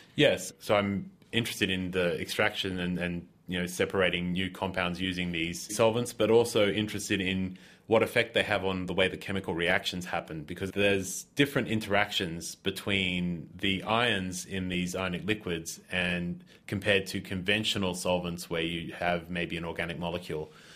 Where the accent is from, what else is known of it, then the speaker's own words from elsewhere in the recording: Australia; moved away; I'm originally from Australia